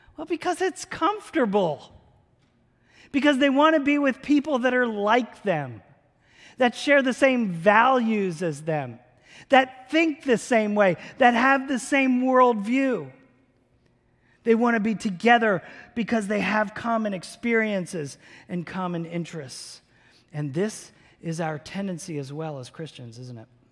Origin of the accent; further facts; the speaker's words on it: around Philadelphia and New York, Northeast, United States; now in Tulsa, United States; I grew up in the Northeast. around big cities like Philadelphia and New York.